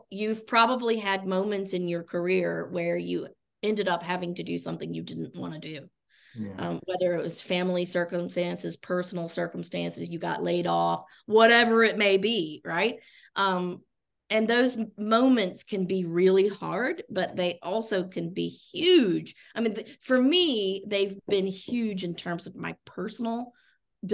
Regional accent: Chattanooga, Tennessee, United States; also born or lived in Italy; now in Orlando, United States; I'm originally from the Chattanooga, Tennessee area. In fact, I grew up on the very mountain where Covenant College is located

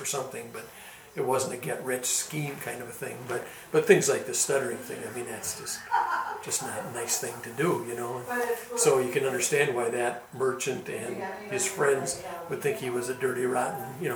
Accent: Rhinelander, Wisconsin, United States; I'm from Rhinelander

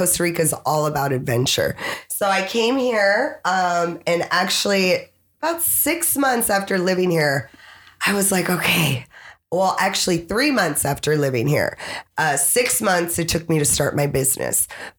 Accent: Frankfurt, Hesse, Germany; born there; I was born in Frankfurt, Germany at the army base.

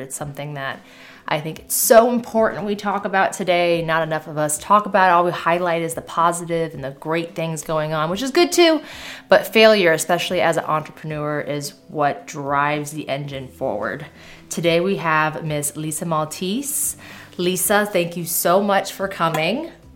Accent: Seminole, Florida, United States; I'm from Seminole

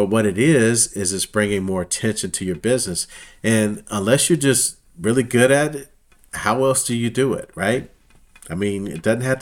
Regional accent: Missouri, United States; born and raised in Missouri, Kansas City Royals

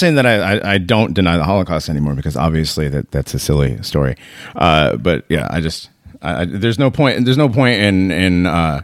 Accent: West Hartford, Connecticut, United States; I grew up around West Hartford

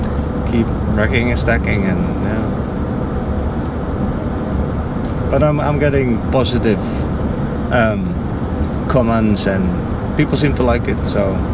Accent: Netherlands; moved away as an adult; also born or lived in Central America / Mexico / Haiti; now in Florida, United States; I grew up in Holland. Born and raised, and then after, when I was 35 or so, I left to go do volunteer work in Central America. I did that for 3 years

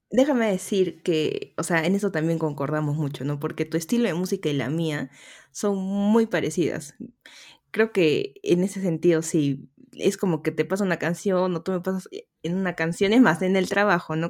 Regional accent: Arequipa, Peru; yo soy arequipeña. Si escuchan un poquito el dejo, se aguantan nomás

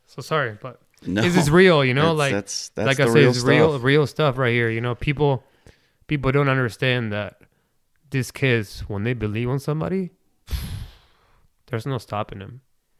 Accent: Argentina; now in Omaha, United States; I might not be born and raised in Omaha, but I'm more American than Argentinian, because I live more in America than I did in Argentinian. But my passion, my culture, the culture that I have is soccer, because I am Argentinian.

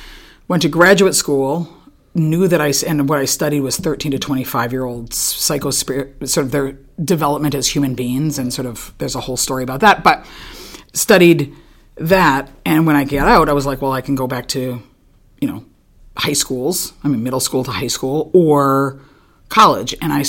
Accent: North Dakota, United States; I grew up as a Quaker. I grew up in North Dakota.

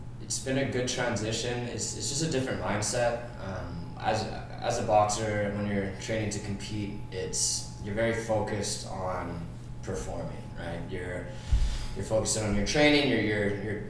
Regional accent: North Vancouver, British Columbia, Canada; I'm from North Vancouver, British Columbia, Canada.

